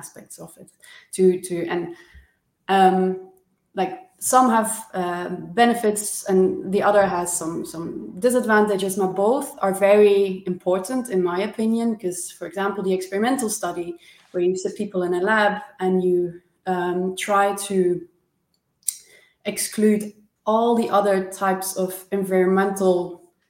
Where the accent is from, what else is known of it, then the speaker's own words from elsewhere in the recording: Maastricht, Limburg, Netherlands; I'm Dutch, so I'm from Maastricht